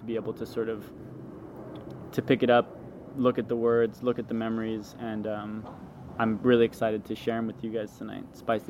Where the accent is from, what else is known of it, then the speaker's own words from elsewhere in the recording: Los Angeles, California, United States; from Los Angeles, California, mid-city K-Town.